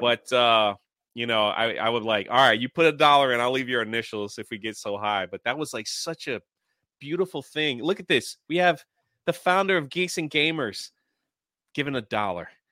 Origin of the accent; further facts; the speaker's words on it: Washington, District of Columbia, United States; I grew up in Washington, D C.